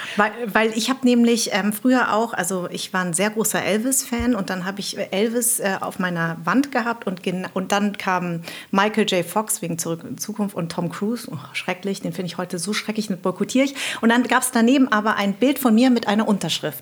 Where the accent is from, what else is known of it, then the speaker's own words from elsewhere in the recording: Darmstadt, Hesse, Germany; accent: Hessisch; ich bin in Darmstadt groß geworden